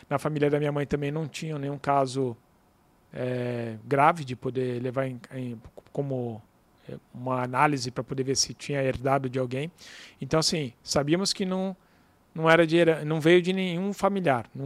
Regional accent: São Paulo, Brazil; born there; Nasci em São Paulo.

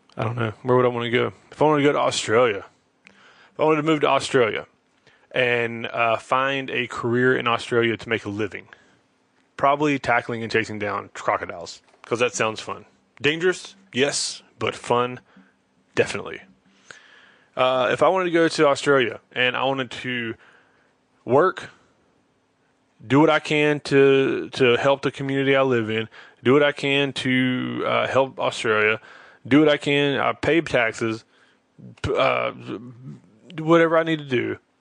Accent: Charlotte, North Carolina, United States; I'm from Charlotte

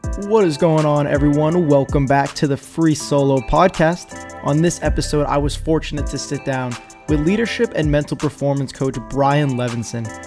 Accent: New Hampshire, United States; I'm actually from New Hampshire

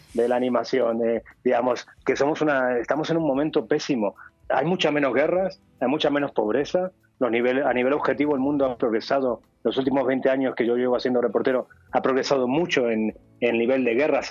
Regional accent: Argentina; moved away; soy argentino

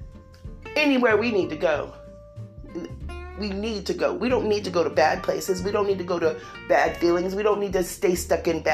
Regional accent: California, United States; accent: California; I'm from California

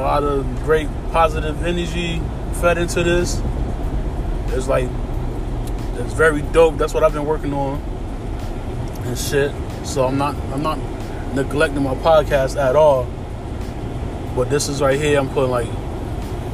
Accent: Connecticut, United States; I'm from Connecticut

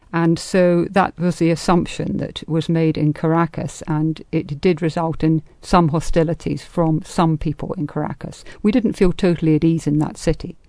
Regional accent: England, United Kingdom; now in United States

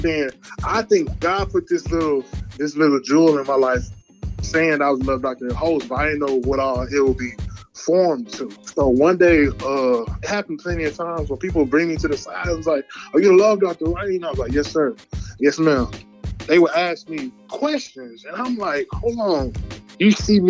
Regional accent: Houston, Texas, United States; I was born in Houston, Texas

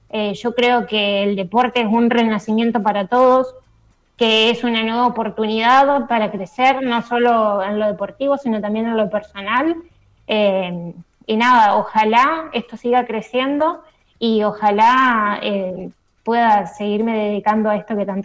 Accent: Gualeguay, Entre Ríos, Argentina; Sí, soy psicóloga social, vivo en Gualeguay, Entre Ríos

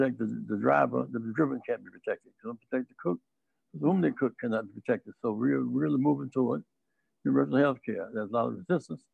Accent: Greenville, South Carolina, United States; I grew up in Greenville, South Carolina

